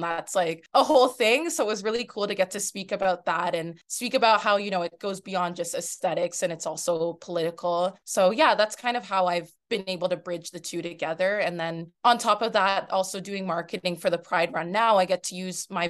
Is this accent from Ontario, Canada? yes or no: yes; Toronto, Ontario, Canada; I'm from Toronto, Canada